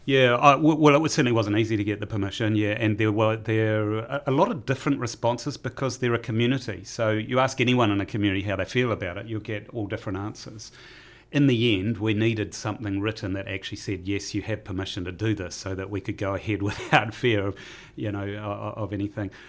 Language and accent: English; Taranaki, New Zealand; growing up in Taranaki